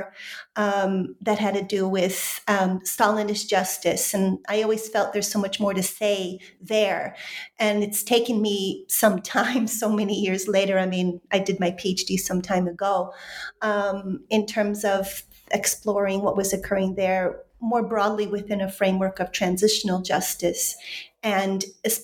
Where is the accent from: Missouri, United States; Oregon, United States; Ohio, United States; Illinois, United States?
Illinois, United States; Chicago; moved away as an adult; also born or lived in Poland / London; I'm originally from Chicago